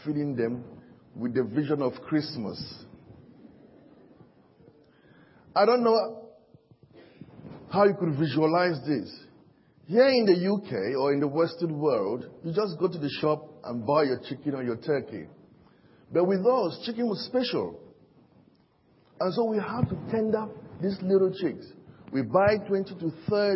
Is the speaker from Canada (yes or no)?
no; Cameroon; now in United Kingdom; I'm from Cameroon, and Cameroon is one of the African countries.